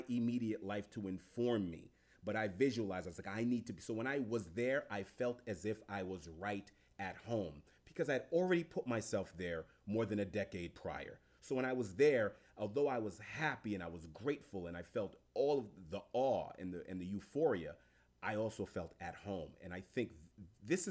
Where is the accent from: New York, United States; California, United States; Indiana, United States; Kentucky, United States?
New York, United States; New York City; also born or lived in Italy; I'm from Jamaica, Queens, New York